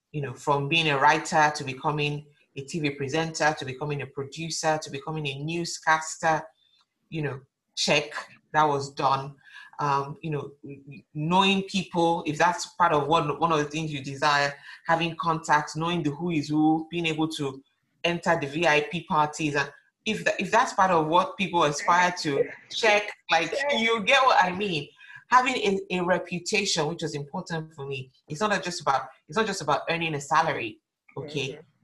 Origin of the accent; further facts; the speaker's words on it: Lagos, Nigeria; moved away; So I'm coming from Lagos where work is like everything, we're working morning till night, sometimes you're working 7 days a week.